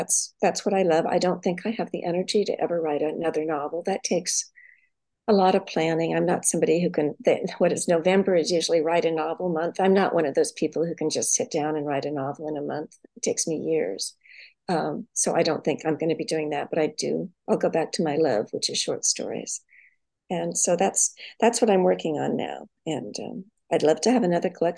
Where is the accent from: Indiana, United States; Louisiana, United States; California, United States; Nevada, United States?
California, United States; San Francisco Bay Area; also born or lived in Arkansas, United States; growing up in the Bay Area, which is where I was born, in San Francisco, and I grew up in Sausalito, Mill Valley, San Anselmo